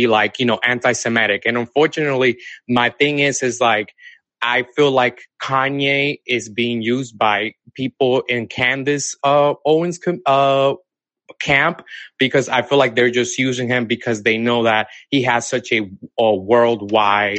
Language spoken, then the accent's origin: English; Dominican Republic; now in Atlanta, United States; I'm originally from Dominican Republic, but I live in Atlanta, okay. Georgia now.